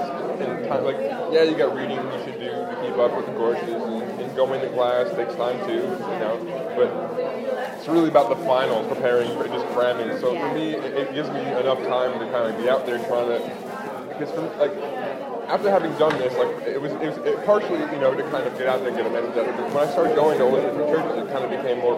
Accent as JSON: {"language": "English", "area": "Long Island", "region": "New York", "country": "United States", "tie": "born or raised there", "also_born_or_lived": "Seattle", "said": "I grew up in Long Island."}